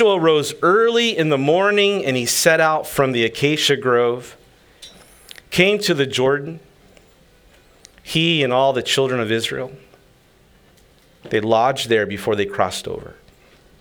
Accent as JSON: {"language": "English", "region": "Okinawa", "country": "Japan", "tie": "born or raised there", "said": "I grew up here in Okinawa. My mom was Okinawan"}